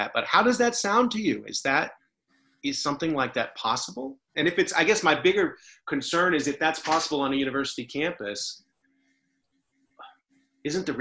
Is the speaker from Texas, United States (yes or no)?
yes; Texas, United States; that's as my home state